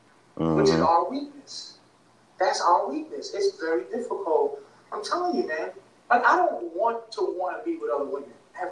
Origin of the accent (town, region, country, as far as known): Boston, Massachusetts, United States